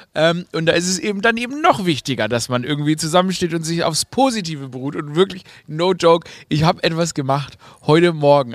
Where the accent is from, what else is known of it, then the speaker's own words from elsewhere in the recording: Stuttgart, Baden-Württemberg, Germany; accent: Swabian; wenn man, wie ich, im Schwabenland, in Stuttgart geboren wurde